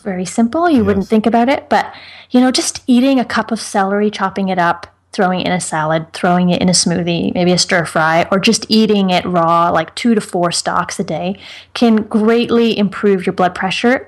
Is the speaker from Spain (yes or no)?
no; Ireland; I'm from Ireland